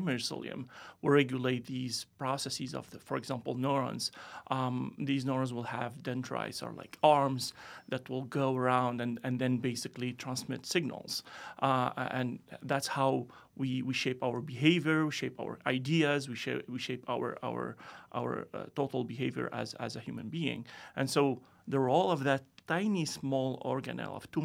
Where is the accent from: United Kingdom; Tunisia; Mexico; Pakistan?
Tunisia; moved away as an adult; also born or lived in France; now in United States; I'm originally from Tunisia